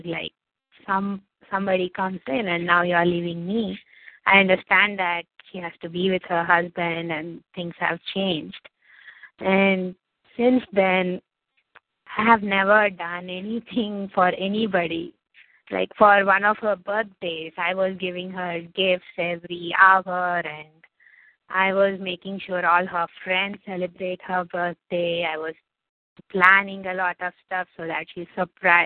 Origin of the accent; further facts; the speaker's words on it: India; I'm from India